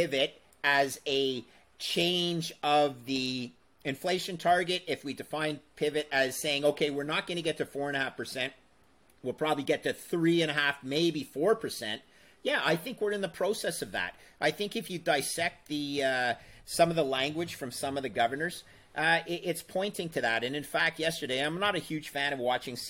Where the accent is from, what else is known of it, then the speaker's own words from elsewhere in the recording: Canada; I am Canadian